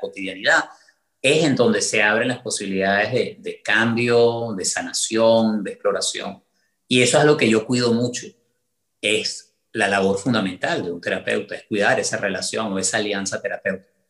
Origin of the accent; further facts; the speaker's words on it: Venezuela; moved away as an adult; now in United States; la misma cantidad de tiempo de la que viví en Venezuela